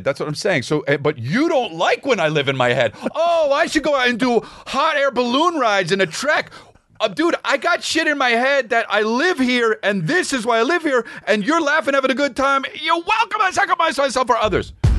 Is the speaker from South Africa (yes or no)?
no; La Cañada Flintridge, California, United States; I came from La Cunada